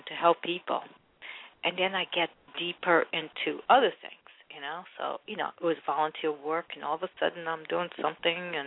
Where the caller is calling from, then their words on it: Red Bank, New Jersey, United States; I'm calling from New Jersey